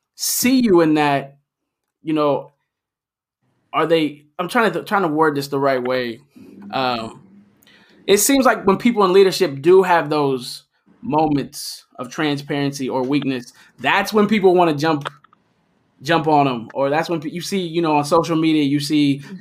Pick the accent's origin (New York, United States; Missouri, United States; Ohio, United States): Ohio, United States; Middletown; I'm born from Middletown too